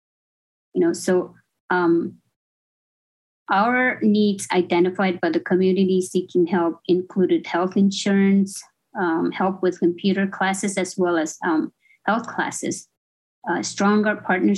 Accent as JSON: {"language": "English", "country": "Marshall Islands", "tie": "born or raised there", "moved": "yes", "lives_now": "Hawaii, United States", "said": "I'm from the Marshall Islands, born and raised in the Marshall Islands, and kind of came to school abroad."}